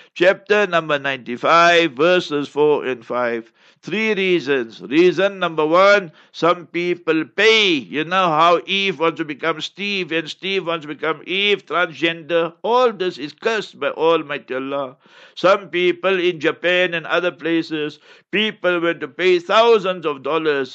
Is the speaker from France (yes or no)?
no; South Africa; I come from South Africa